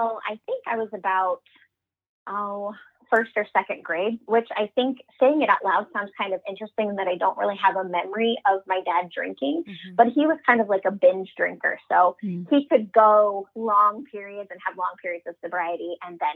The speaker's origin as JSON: {"language": "English", "town": "Cedar Rapids", "region": "Iowa", "country": "United States", "tie": "born or raised there", "said": "I'm born and raised in Cedar Rapids, Iowa"}